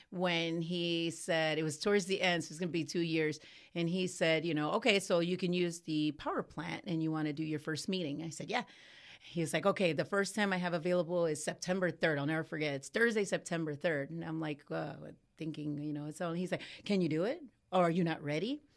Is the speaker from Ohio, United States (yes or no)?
yes; Cleveland, Ohio, United States; moved away as an adult; now in Ocala, United States; I come from Cleveland, Ohio